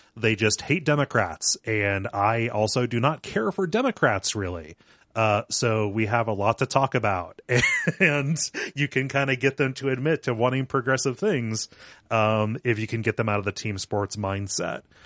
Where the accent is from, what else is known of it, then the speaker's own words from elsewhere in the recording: small town Ohio, United States; I grew up around here. I'm not currently living in the town where I grew up. I'm one town over